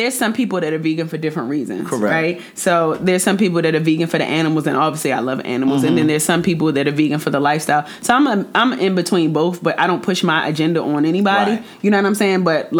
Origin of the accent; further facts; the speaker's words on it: Jamaica; And, you know, I'm Jamaican, so I had to put